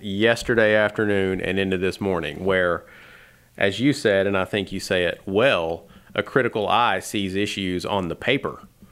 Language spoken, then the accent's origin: English; Tennessee, United States; moved away as an adult; also born or lived in Alabama; growing up in Tennessee and then going to college in Alabama